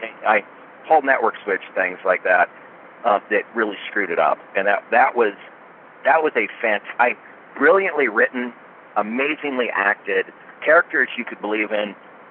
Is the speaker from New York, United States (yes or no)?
no; Boring, Oregon, United States; I was raised in a town by the name of Boring, Oregon. B-O-R-I-N-G. It's just outside of Portland, and it's a real place.